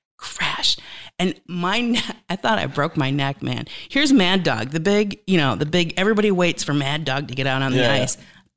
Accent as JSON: {"language": "English", "region": "Wisconsin", "country": "United States", "moved": "yes", "said": "I'm from Wisconsin"}